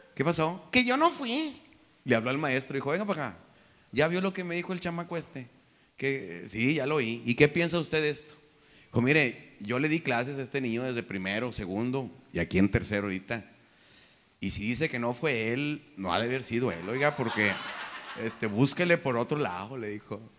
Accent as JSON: {"language": "Spanish", "country": "Mexico", "said": "somos bien pederos mexicanos"}